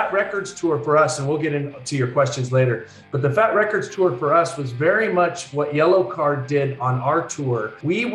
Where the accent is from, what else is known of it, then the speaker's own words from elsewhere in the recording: Orcutt, California, United States; I actually grew up in a place called Orchid, California, and that is in North Santa Barbara County